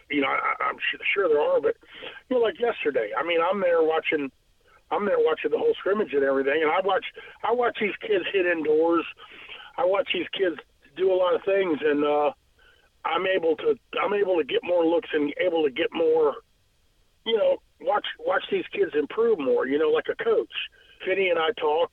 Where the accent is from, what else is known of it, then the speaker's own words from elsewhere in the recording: Norfolk, Virginia, United States; being living over here on Magnolia Avenue, growing up in Ghent